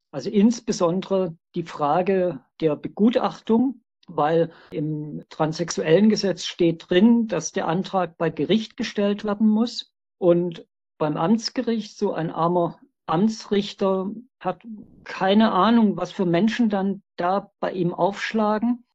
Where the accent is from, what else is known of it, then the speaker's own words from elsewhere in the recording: Stuttgart, Baden-Württemberg, Germany; Ich bin 1959 in Stuttgart geboren.